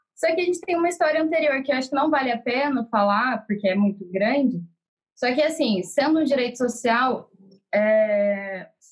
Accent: interior of São Paulo, Brazil; Eu sou do interior de São Paulo

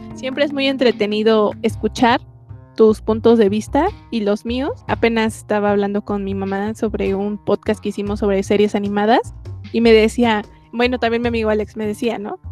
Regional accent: Mexico

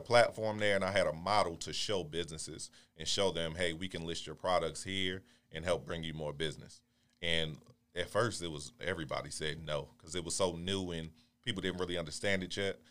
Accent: Baltimore, Maryland, United States; moved away as an adult; now in Houston, United States; originally from Baltimore, Maryland

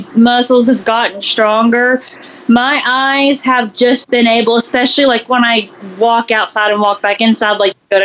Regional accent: Memphis, Tennessee, United States; now in Nashville, United States; Memphis, actually. About 4 hours away from Nashville

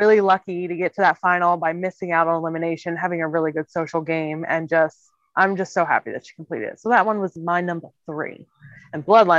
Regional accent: Germany; moved away; And I'm from Germany originally.

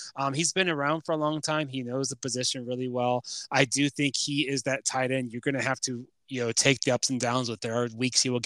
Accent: Chicago, Illinois, United States; I'm from Chicago

